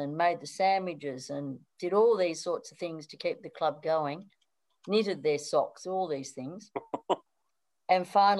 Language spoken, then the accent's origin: English; Melbourne, Victoria, Australia; also born or lived in London; now in Sydney, Australia; whereas Melbourne, where it's wet and cold, and I grew up in Melbourne, wet and cold